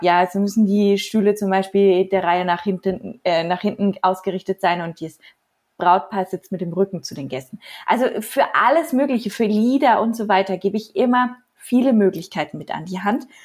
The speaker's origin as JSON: {"language": "German", "town": "Nuremberg", "region": "Bavaria", "country": "Germany", "also_born_or_lived": "Postbauer-Heng", "said": "Ich komme aus Nürnberg und halte meine freie Reden in und um Nürnberg herum"}